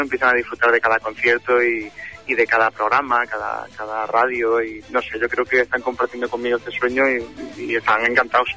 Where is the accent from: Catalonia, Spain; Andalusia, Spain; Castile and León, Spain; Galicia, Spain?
Andalusia, Spain; Málaga; moved away; cuando baje a mi tierra, a Málaga, pues eh, con la familia